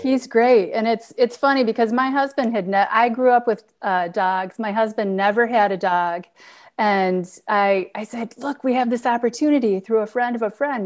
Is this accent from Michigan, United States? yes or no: yes; Detroit, Michigan, United States; I grew up in Detroit